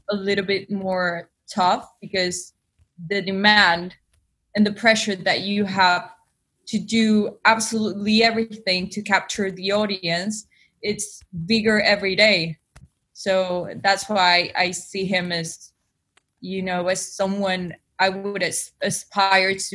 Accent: Buenos Aires, Argentina; accent: Spanish; English is a second language; moved away as an adult; now in London, United Kingdom; I'm half Spanish, half Argentinian. I was born in Buenos Aires, Latin America, and and yeah, and I moved to London three years ago.

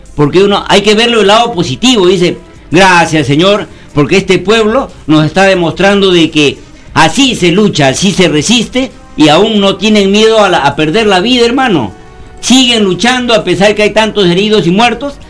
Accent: Peru

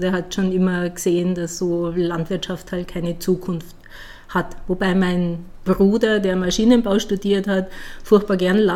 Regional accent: village near Dachau, Bavaria, Germany; accent: Bavarian; moved away as an adult; also born or lived in United States; now in Ulm, Germany; ich bin Wahl-Ulmerin, ich komme ja aus Bayern, also aus dem Dorf aus Bayern in der Nähe von Dachau.

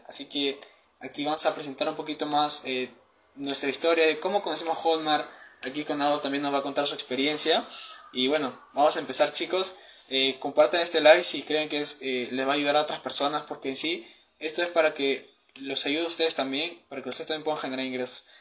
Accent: Peru; tengo 19 años, soy de Perú

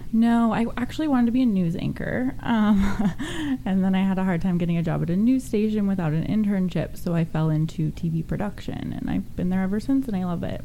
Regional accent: Sonoma/Napa area, Northern California, United States; I'm from Northern California, wine country, Sonoma, mm. Napa yeah. area

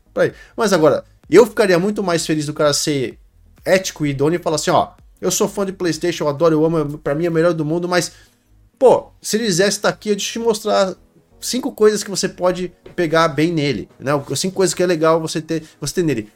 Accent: Brazil; sou brasileiro, cresci no Brasil, a vida inteira no Brasil

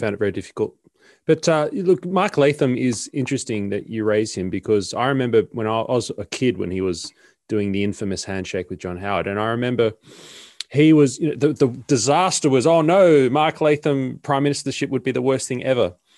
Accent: Sydney, New South Wales, Australia; moved away as an adult; now in Melbourne, Australia; I'm originally from Sydney. I've only been here for a year.

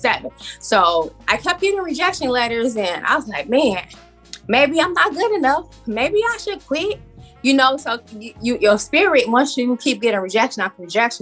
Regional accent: Chicago, Illinois, United States; I am from Chicago, and I originated from the West Side

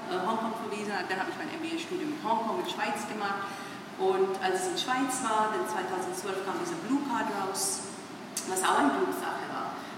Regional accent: India; German is a second language; moved away as an adult; also born or lived in Hong Kong / Switzerland; now in Germany; deutsche Staatsbürgerin bin, ich hätte gedacht, was für ein Quatsch redet ihr? Weil ich bin ursprünglich, komme ich aus Indien.

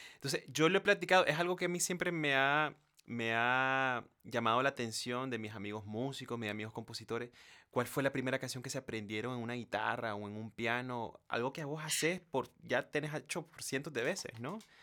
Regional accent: Nicaragua; soy de Nicaragua

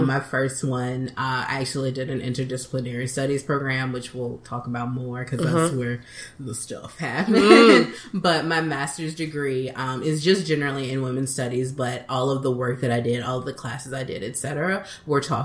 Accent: Birmingham, Alabama, United States; now in Washington, D.C., United States; I'm originally from Birmingham, Alabama

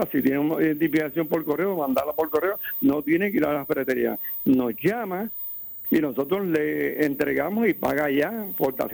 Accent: Ponce, Puerto Rico; somos de Marueño

